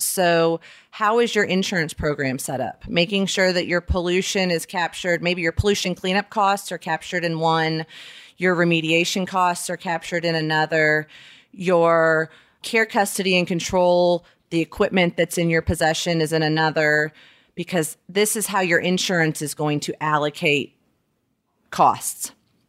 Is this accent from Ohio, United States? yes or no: no; Alabama, United States; also born or lived in South Florida / Southern California; I was born in Alabama. I moved all over. We lived in South Florida, Southern California, moved back to Alabama for middle school and high school.